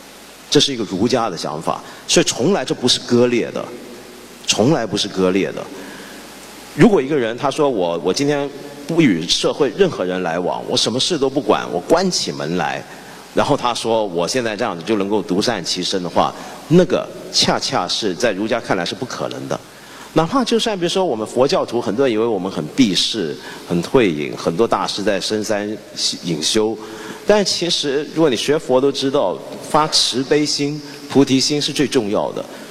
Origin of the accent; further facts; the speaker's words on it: China; 我中国人老讲西方，西方，西方那么大，那么复杂。